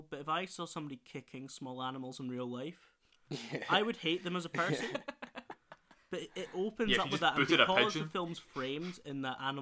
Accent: Scottish Highlands, Scotland, United Kingdom; Good Highland representation there for us Highlanders.

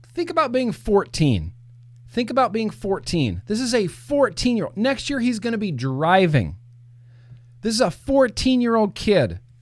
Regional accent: California, United States; I'm a Californian

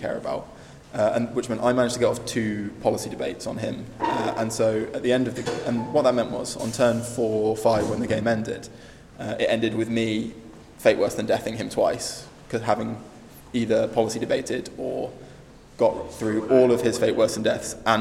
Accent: Nottingham, East Midlands, United Kingdom; I'm from Nottingham in England.

